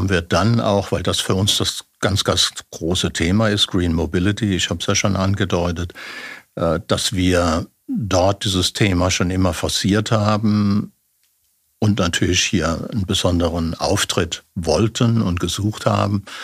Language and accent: German; Germany; Und äh, ich bin Deutscher.